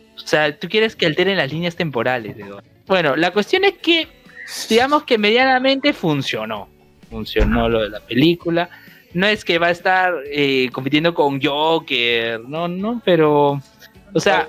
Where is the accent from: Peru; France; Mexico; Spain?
Peru; somos peruanos